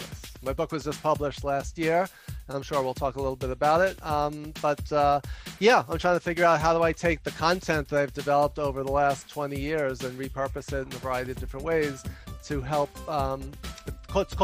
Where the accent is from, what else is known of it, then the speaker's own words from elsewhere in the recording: New York City, New York, United States; I'm from New York